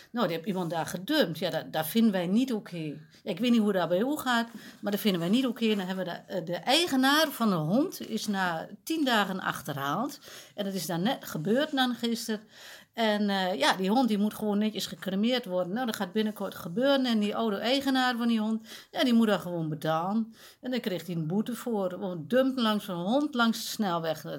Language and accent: Dutch; Overijssel, Netherlands; Ja, bij ons in Twente stemt niemand op die kwaas hoor.